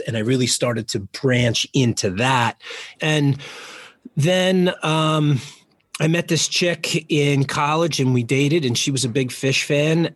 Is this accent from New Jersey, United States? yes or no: yes; Jersey Shore, Monmouth County, New Jersey, United States; moved away as an adult; also born or lived in Baltimore; I grew up on the Jersey Shore, uh, like a mile from the beach in in Monmouth County